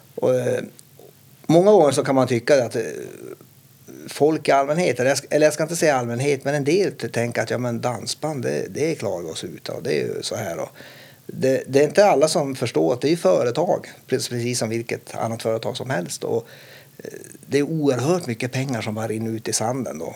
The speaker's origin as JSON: {"language": "Swedish", "town": "Kiruna", "region": "Norrbotten County", "country": "Sweden", "tie": "born or raised there", "said": "jag upplevde min uppväxt då i Kiruna som väldigt, eh, man värnar om varann"}